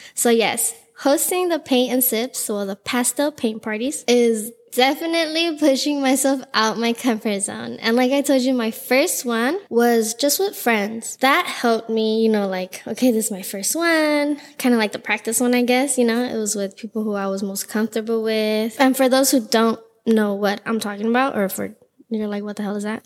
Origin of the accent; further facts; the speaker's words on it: Los Angeles, California, United States; I am born and raised in Los Angeles